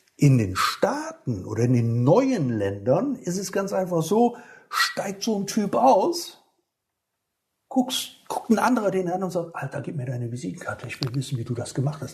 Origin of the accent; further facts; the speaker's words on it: Rhineland, Germany; hier bei uns im Rheinland, da regnet es ja noch mal ein paar bisschen was öfters